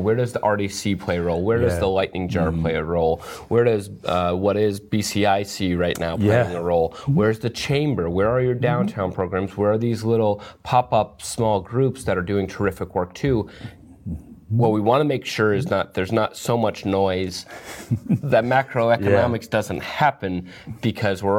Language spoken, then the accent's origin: English; Bennington, Vermont, United States; I grew up in Bennington